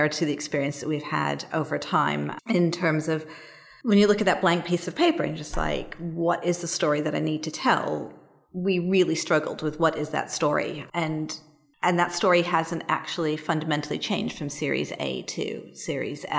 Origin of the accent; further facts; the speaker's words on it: United States; moved away as an adult; now in London, United Kingdom; I am an American who's been in London for about 16 years, so I've done most of my working life here, despite the accent